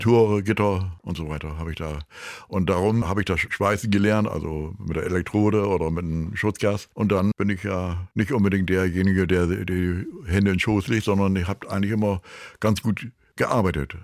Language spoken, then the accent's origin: German; Germany; als Deutscher